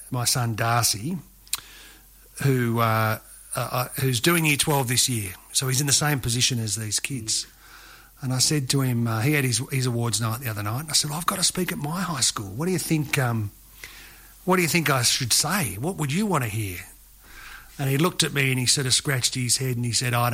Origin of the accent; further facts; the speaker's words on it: Glen Innes, New South Wales, Australia; I spent uh, four years living here, and I whenever anybody says where do you come from, I say I come from Glen Innes.